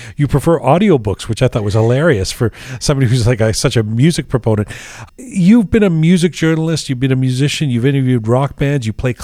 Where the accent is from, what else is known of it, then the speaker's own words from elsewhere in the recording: London, United Kingdom; now in Toronto, Canada; London's my hometown. That's where I grew up